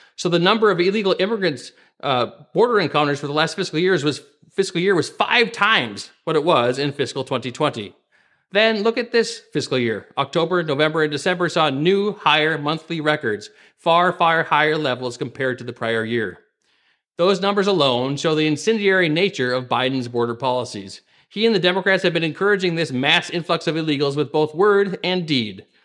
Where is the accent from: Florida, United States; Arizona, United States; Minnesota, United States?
Minnesota, United States; my home state of Minnesota here